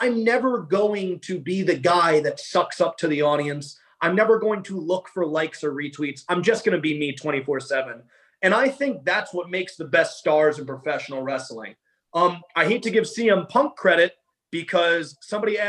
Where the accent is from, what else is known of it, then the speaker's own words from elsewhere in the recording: New York, United States; we're both from New York